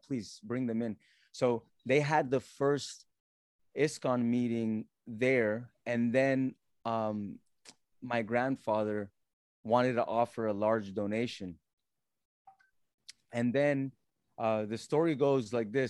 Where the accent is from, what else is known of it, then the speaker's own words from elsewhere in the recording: Alachua, Florida, United States; also born or lived in Mississippi / Colombia (family); I do remember coming to Alachua, and that was in 89. And I remember the small town that it was